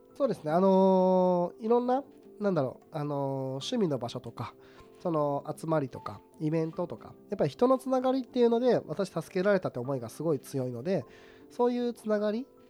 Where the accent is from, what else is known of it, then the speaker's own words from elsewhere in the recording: Tottori, Japan; moved away; 私がその鳥取県という、あの、人口四十七位